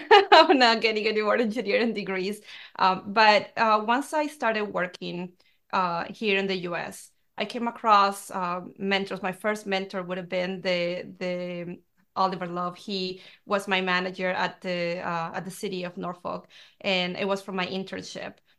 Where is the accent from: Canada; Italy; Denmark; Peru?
Peru; now in United States; I grew up in Peru, and it's a very traditional, um, country